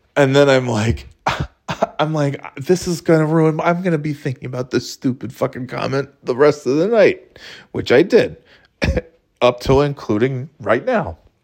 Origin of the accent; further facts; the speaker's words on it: Burnt Hills, New York, United States; also born or lived in Florida / North Carolina; now in New Hampshire, United States; originally, I'm from upstate New York